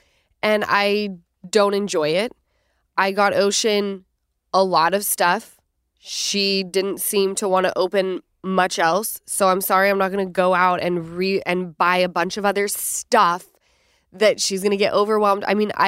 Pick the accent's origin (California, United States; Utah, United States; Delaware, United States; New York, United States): Utah, United States; we're from Utah, never, and I will never.